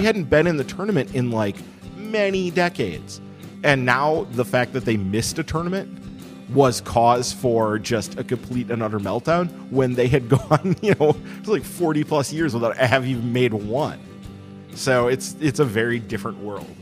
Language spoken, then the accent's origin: English; Madison, Wisconsin, United States; We grew up in Madison in the time when the minor league affiliate in town was the Madison Muskies